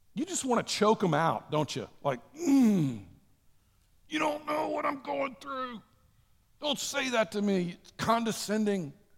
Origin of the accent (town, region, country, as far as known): United States